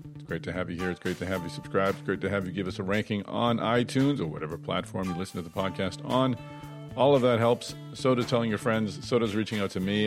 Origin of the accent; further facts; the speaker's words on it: Boston, Massachusetts, United States; Boston, my hometown